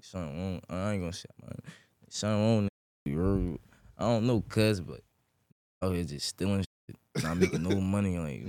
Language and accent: English; Newark, New Jersey, United States; I'm from Newark, New Jersey. You heard south side of Newark, New Jersey.